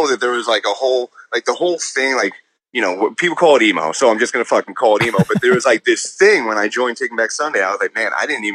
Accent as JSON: {"language": "English", "town": "Rockville Centre", "region": "New York", "country": "United States", "tie": "born or raised there", "said": "it's all Long Island. But yeah, I grew up in Rockville Center"}